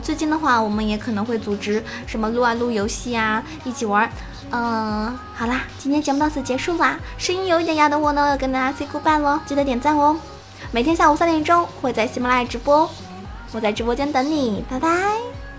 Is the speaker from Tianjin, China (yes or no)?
no; Sichuan, China; 我们四川人